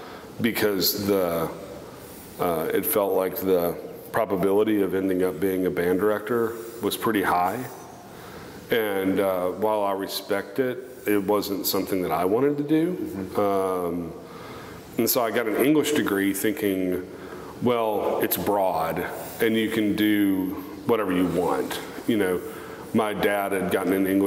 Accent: Covington, Louisiana, United States; moved away as an adult; also born or lived in Texas; I spent my childhood in Covington, Louisiana, which is right across the Poncha train from New Orleans

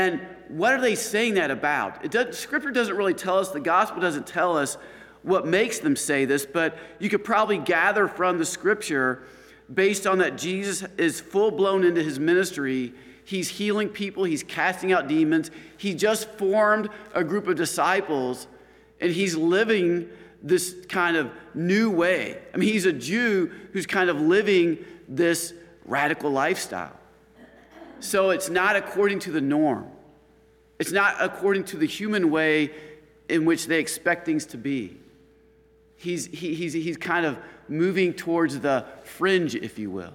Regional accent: Chicago, Illinois, United States; also born or lived in Washington, D.C.; now in Stockbridge, United States; I'm coming from the Chicago area

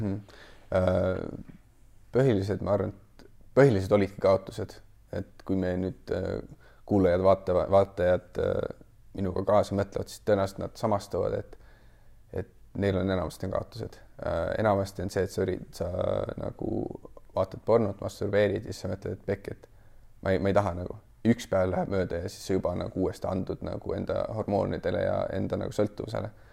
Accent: Kuressaare, Saare County, Estonia; now in mainland Estonia; tulen muidu originaalsest Kuressaarest, pärit olen Saaremaalt

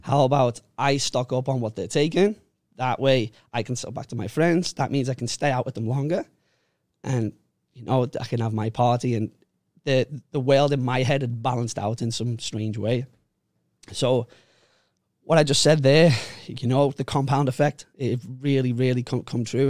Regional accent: Liverpool, North West England, United Kingdom; moved away as an adult; now in Phuket, Thailand; I grew up in Liverpool, uh, in a place called Walton, Walton and Bootle.

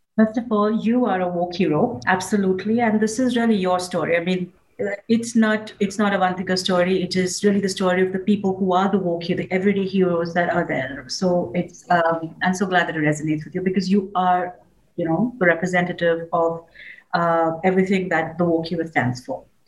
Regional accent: India; I grew up in India

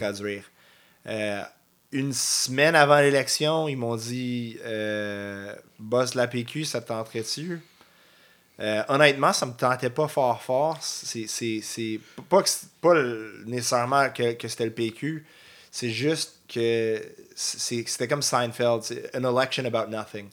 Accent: North Shore, Quebec, Canada; C'était comme retourner chez nous. Je viens de la Rive-Nord.

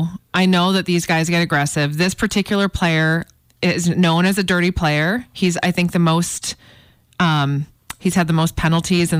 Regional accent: Chicago, Illinois, United States; moved away; I grew up in Chicago

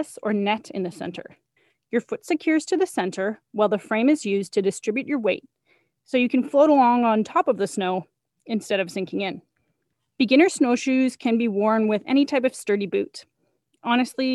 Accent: Edson, Alberta, Canada; I grew up in Edson, Alberta

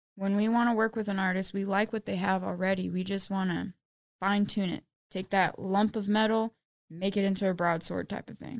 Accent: Austin, Texas, United States; I was born and raised in Austin, Texas.

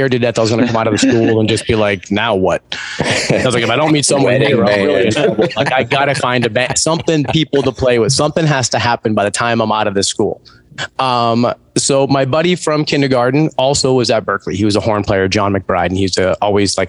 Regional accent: outside of Boston, Massachusetts, United States; I grew up outside of Boston

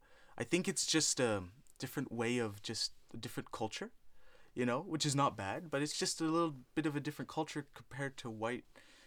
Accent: United States; I'm like, yeah, I am American.

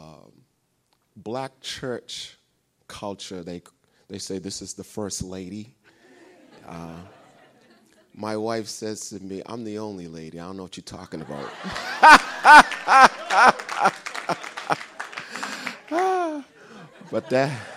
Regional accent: Somerville, Massachusetts, United States; also born or lived in Cambridge, Massachusetts / Arlington, Massachusetts; I was actually born in Cambridge, raised in Somerville, and then we moved to Arlington.

